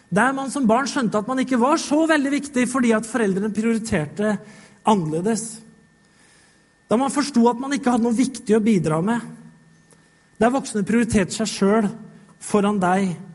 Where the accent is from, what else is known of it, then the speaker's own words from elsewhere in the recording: Norway; Vi blei født her i Norge